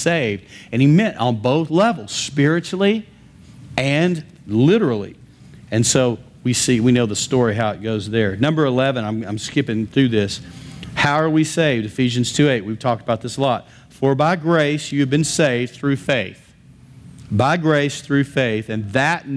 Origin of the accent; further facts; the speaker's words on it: West Texas, United States; I'm from West Texas.